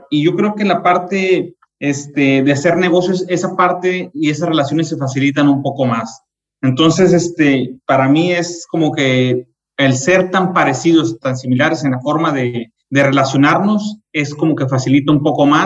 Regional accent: Monterrey, Nuevo León, Mexico; moved away; also born or lived in Mexico City / Argentina; en México estuve en Monterrey, donde yo nací, me moví a Ciudad de México

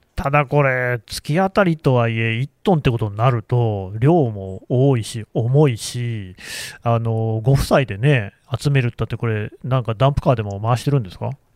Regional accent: Nagoya, Aichi, Japan; now in Tokyo, Japan; 私もともと名古屋の出身で、今、東京に住んでるんですけどね

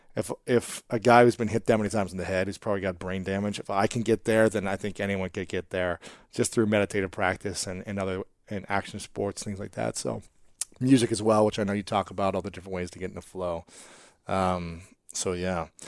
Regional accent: Delaware, Ohio, United States; I'm actually from Delaware, Ohio

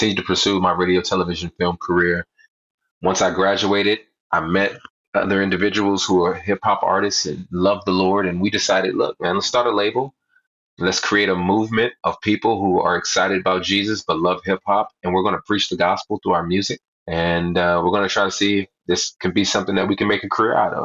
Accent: Southern California, United States; I grew up in Southern California

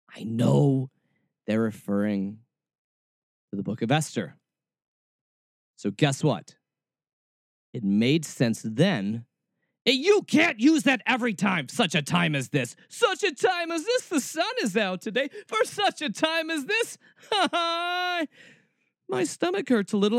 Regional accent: Atlanta, Georgia, United States; I was born in Atlanta, Georgia, and raised there.

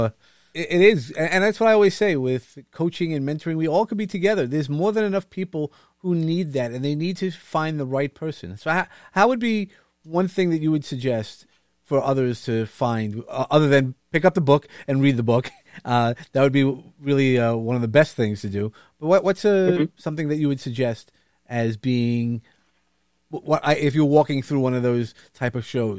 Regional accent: Brooklyn, New York, United States; you're going to hear that I'm from Brooklyn. I mean, it's not something that you can hide

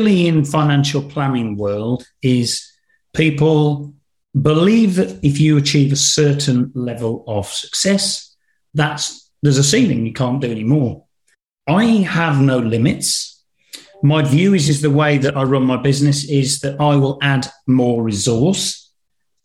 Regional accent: Black Country, West Midlands, United Kingdom; accent: Black Country; my regional accent from the Black Country

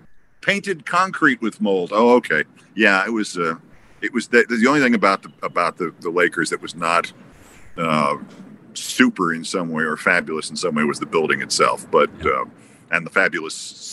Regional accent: Bronx, New York, United States; Where are you from, Iowa? And I said, the Bronx.

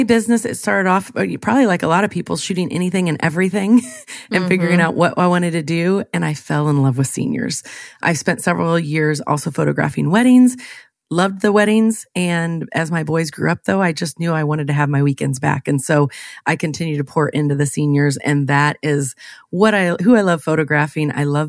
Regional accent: Illinois, United States; I am born and raised in Central Illinois.

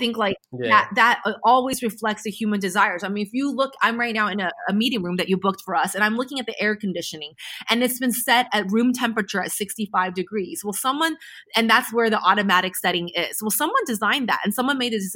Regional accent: United States; I'm American

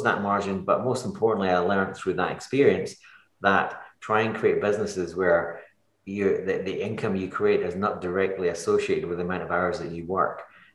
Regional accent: Edinburgh, Scotland, United Kingdom; moved away as an adult; now in Kilmacolm, United Kingdom; I grew up in Edinburgh

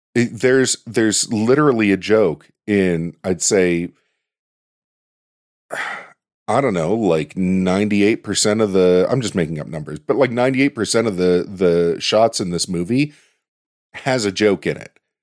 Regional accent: Pittsburgh, Pennsylvania, United States; I'm from Pittsburgh.

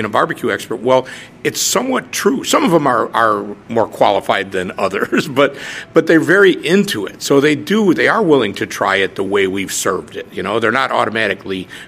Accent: Chicago, Illinois, United States; moved away as an adult; also born or lived in Lakeland, Florida; I grew up in Chicago. I was born in Chicago, grew up in the near suburbs

